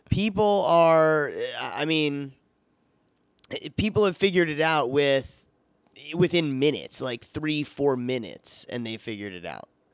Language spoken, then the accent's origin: English; DeBary, Florida, United States; I was growing up in DeBerry down there in Florida